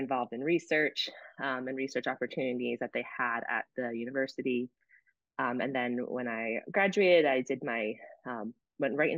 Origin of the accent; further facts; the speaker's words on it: New Jersey, United States; moved away as an adult; also born or lived in New Hampshire; now in St. Petersburg, United States; I'm originally from New Jersey